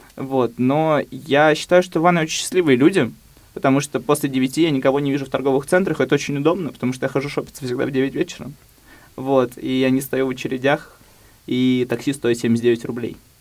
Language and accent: Russian; Ivanovo, Ivanovo Oblast, Russia; moved away as an adult; Я на самом деле родился в Иванове